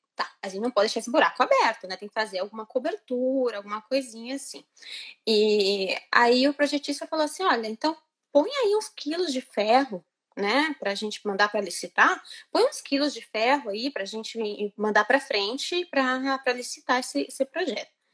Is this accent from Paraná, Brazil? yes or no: yes; Londrina, Paraná, Brazil; moved away as an adult; also born or lived in Florianópolis, Brazil; now in Italy; eu nasci em Londrina, no Paraná, e os últimos anos da minha vida eu morei em Florianópolis